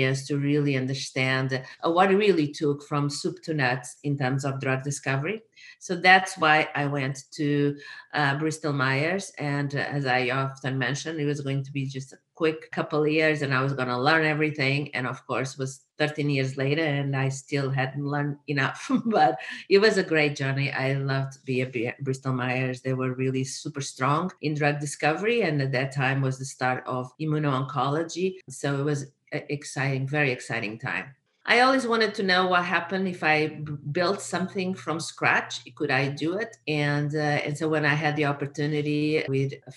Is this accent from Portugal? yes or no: yes; Portugal; moved away as an adult; also born or lived in Miami, United States / San Diego, United States; now in United States; I'm originally from Portugal. That's where I got my bachelor's degree